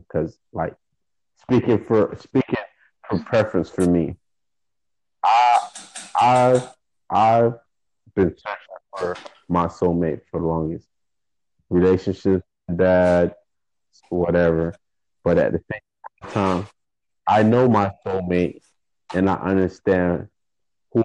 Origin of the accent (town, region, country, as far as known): Florida, United States; born or raised there; accent: American